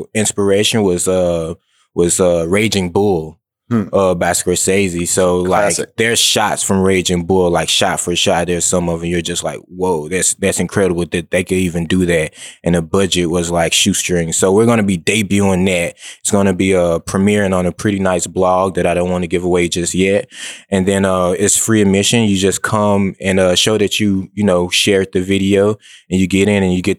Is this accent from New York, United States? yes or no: no; Memphis, Tennessee, United States; also born or lived in Nashville (Vanderbilt); I'm from South Memphis. Grew up around there.